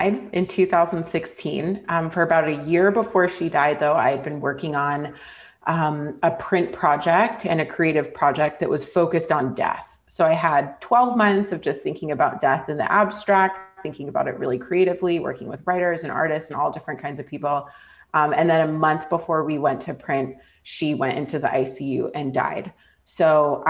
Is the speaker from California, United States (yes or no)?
yes; California, United States; moved away as an adult; also born or lived in Scotland / Canada; being back in my hometown